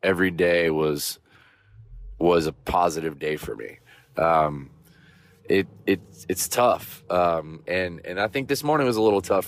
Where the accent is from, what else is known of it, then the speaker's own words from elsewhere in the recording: Vero Beach, Florida, United States; moved away; as a kid growing up in Vero Beach, Florida